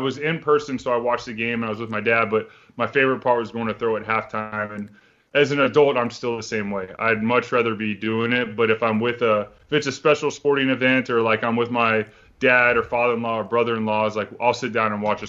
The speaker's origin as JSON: {"language": "English", "region": "Texas", "country": "United States", "tie": "born or raised there", "said": "Yeah, I mean, sports in Texas are huge."}